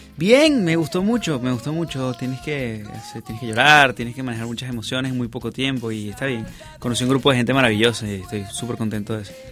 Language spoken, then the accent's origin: Spanish; Venezuela; moved away